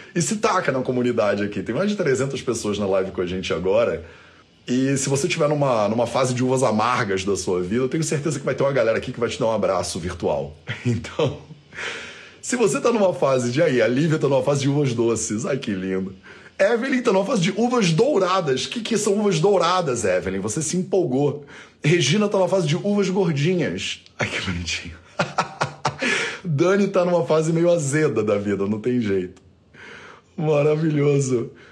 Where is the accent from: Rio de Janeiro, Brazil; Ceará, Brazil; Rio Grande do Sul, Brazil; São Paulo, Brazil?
Rio de Janeiro, Brazil; eu passei grande parte da minha infância na Ilha do Governador, no Rio de Janeiro